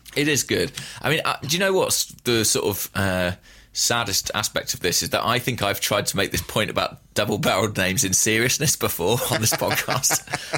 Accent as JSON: {"language": "English", "region": "England", "country": "United Kingdom", "said": "I'm an Englishman"}